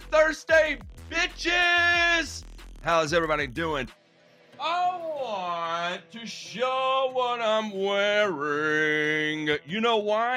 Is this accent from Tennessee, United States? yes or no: yes; Memphis, Tennessee, United States; I'm from Memphis. I was born in Memphis, raised in Memphis.